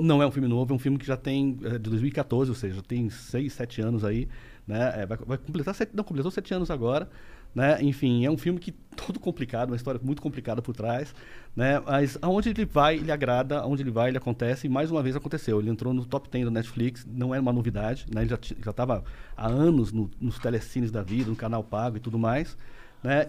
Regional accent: interior of São Paulo state, Brazil; now in Rio de Janeiro, Brazil; eu sou paulista do interior, mas eu moro no Rio já há 25 anos

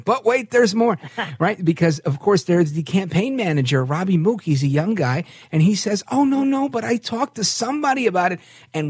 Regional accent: New York, United States; being a New Yorker, we're broadcasting live from New York

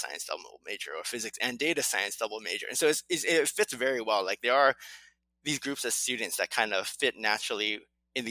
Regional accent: California, United States; also born or lived in Latvia; I was born and raised in California

